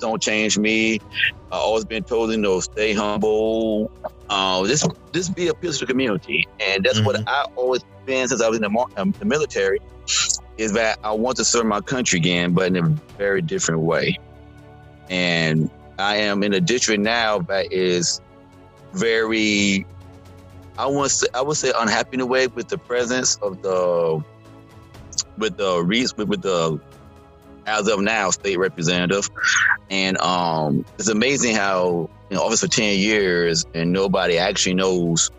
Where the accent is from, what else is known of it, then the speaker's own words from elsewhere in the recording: Maryland, United States; also born or lived in North Carolina; now in Georgia, United States; I am from Maryland. And by the way, North Carolina, but came from Maryland